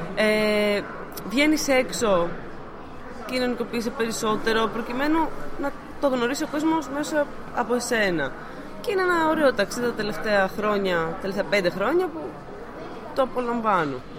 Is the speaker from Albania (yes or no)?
no; Athens, Attica, Greece; Εγώ προσωπικά είμαι από Αθήνα